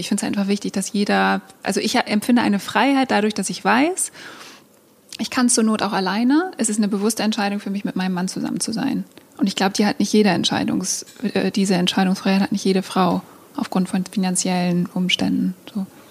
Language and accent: German; East Frisia, Lower Saxony, Germany; now in Hamburg, Germany; ich bin halt in einem Haus aufgewachsen in Ostfriesland